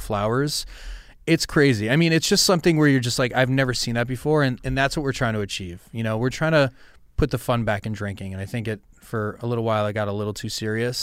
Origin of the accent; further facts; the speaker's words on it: Westchester, New York, United States; I grew up in Westchester